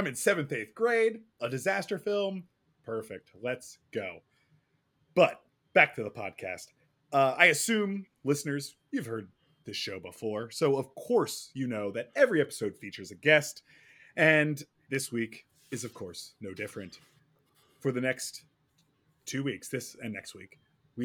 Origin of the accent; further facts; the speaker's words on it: Pennsylvania, United States; moved away; also born or lived in Los Angeles; as a child growing up in Pennsylvania.